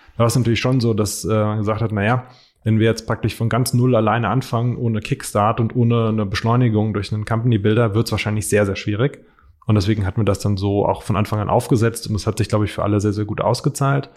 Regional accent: Frankfurt area, Hesse, Germany; ich komme hier aus der Ecke, Marco kommt hier aus der Ecke ähm, und praktisch wohnen hier schon sehr lange

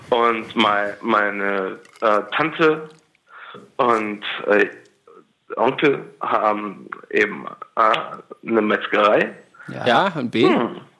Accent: Tyrol, Austria; Ich komme aus Tirol.

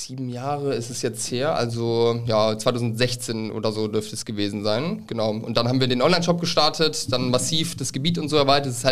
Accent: Northern Germany, Germany; now in Cologne, Germany; ich bin seit fünf Jahren in Köln. Vorher komme ich aus Norddeutschland

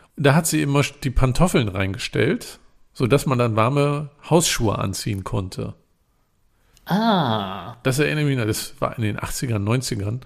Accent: Germany

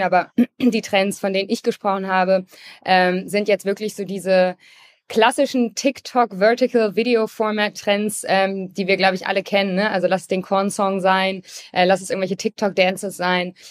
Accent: Hamburg, Germany; ich komme auch aus Hamburg und war früher Kapitänin im Hamburger Hafen.

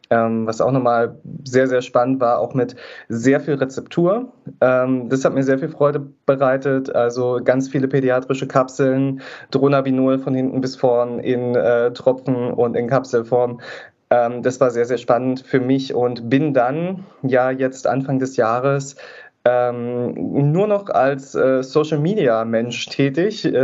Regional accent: East Germany, Germany; Ich komme halt auch aus Ostdeutschland. Ähm, das hört man manchmal auch ein bisschen, vor allem heute, wo ich so ein bisschen verschnupft bin, kann man es vielleicht auch ein bisschen hören.

